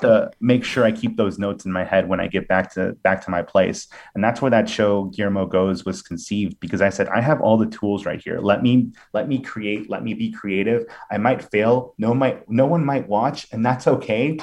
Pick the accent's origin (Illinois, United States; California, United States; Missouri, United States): Illinois, United States; Villa Park; I'm from Villa Park, Illinois, home of Portillo's and the band …